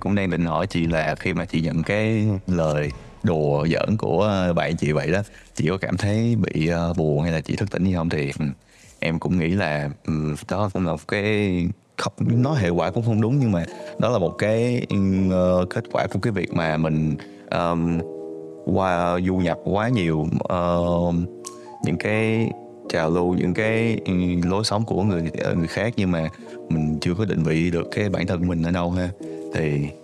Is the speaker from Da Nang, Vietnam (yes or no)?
no; Ho Chi Minh City, Vietnam; now in Canada; mình cũng sinh ra ở Sài Gòn